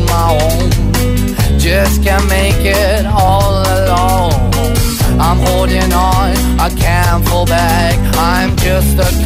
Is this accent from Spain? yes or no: yes; Asturias, Spain; de Asturias.